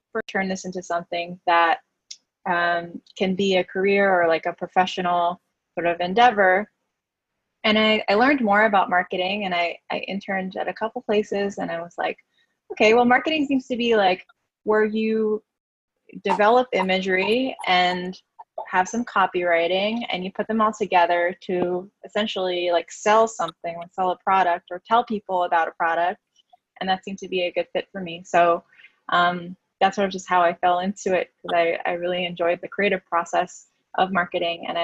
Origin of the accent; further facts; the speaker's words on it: New York City, New York, United States; I'm from New York City, born and raised